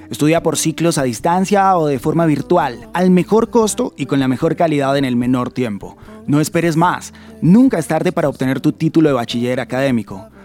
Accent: Bogotá, Colombia; yo soy bogotano

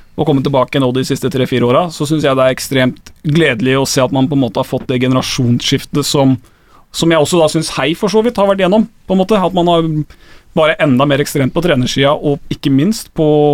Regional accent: Skien, Telemark, Norway; Jeg er fra Skien

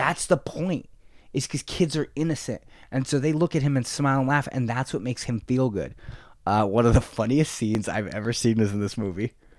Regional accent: San Jose, California, United States; "Where are you from?" And I said, "San Jose."

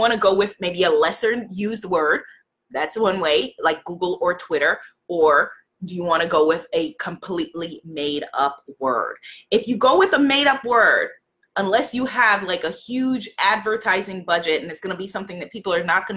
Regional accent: New York, United States; I'm from New York.

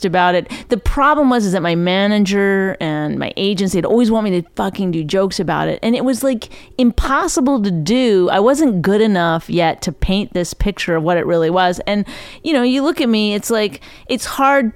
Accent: Alberta, Canada; moved away; I grew up on a farm really far north in Alberta, Canada

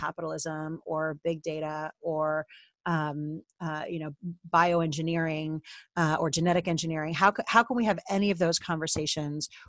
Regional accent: New York City, New York, United States; accent: American; moved away as an adult; now in New Zealand; I was born and bred in New York City in the United States and that is my heritage.

